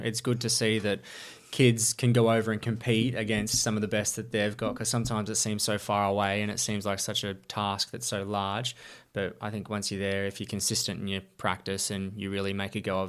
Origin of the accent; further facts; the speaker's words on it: Geelong, Victoria, Australia; I was born in Geelong and grew up on Maitland Street here in Geelong West, where I was sort of the first 18, 19 years of my life